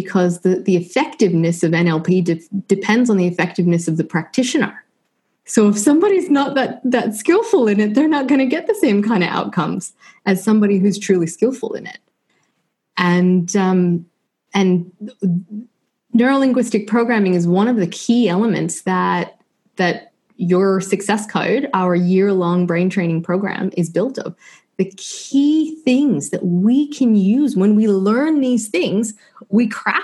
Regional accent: Washington, District of Columbia, United States; moved away as an adult; also born or lived in Ohio; now in Australia; Born and raised in Washington, D.C.

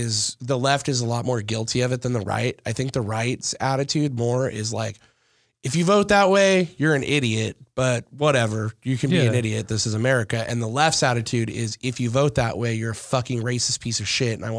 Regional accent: Southern California, United States; I grew up in Southern California, but I grew up with like black kids, Indian kids, Mexican kids, white kids, Asian kids.

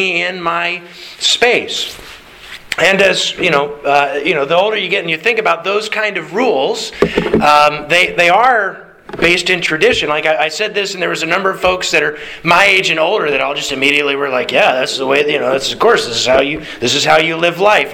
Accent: Alaska, United States; growing up in Alaska

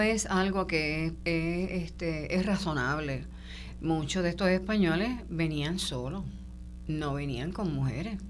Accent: Puerto Rico

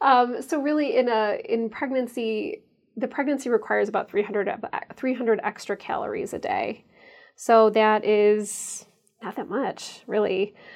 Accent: St. Charles, Illinois, United States; moved away as an adult; also born or lived in St. Louis, Missouri / Chicago, Illinois / Ann Arbor, Michigan; now in Madison, United States; I grew up in a far western suburb of Chicago called Saint Charles

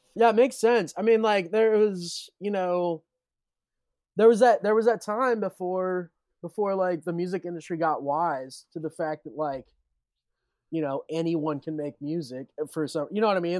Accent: Richmond, Indiana, United States; I'm from Richmond

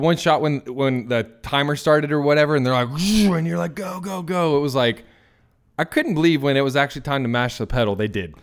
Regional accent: the South, United States; now in Nampa, Idaho, United States; I'm also from the South.

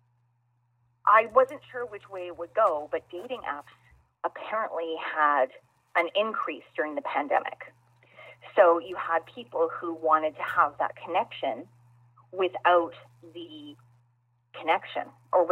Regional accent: Canada; being Canadian

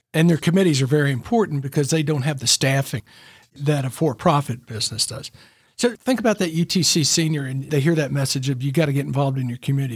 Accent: Memphis, Tennessee, United States; now in Chattanooga, United States; I grew up in Memphis

